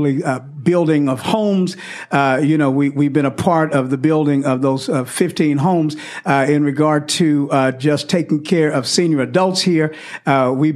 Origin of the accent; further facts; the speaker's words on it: Houston, Texas, United States; moved away as an adult; now in Mansfield, United States; I'm a guy from Houston, Texas